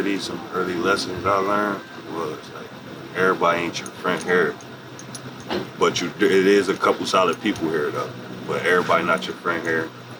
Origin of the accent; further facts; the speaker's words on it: Harrisburg, Pennsylvania, United States; I'm 24. I'm from Harrisburg area.